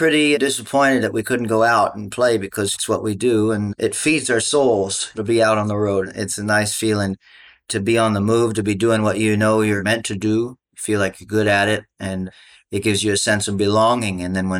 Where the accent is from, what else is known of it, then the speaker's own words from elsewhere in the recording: Austin, Texas, United States; also born or lived in Hawaii; I was born in Austin, spent quite a bit of my childhood there. We'd go back and forth, you know, between Hawaii and Austin.